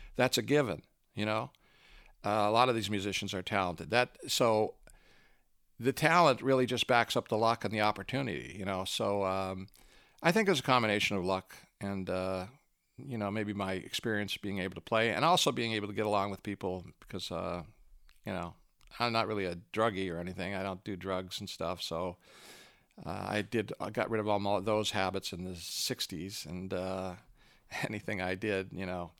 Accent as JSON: {"language": "English", "country": "Canada", "also_born_or_lived": "Los Angeles", "moved": "as an adult", "said": "I was a Canadian until a few years ago"}